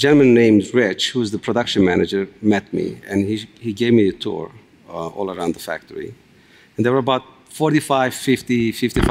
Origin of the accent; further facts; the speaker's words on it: Turkey; moved away as an adult; also born or lived in upstate New York; now in United States; I'm Kurdish, I'm from Turkey.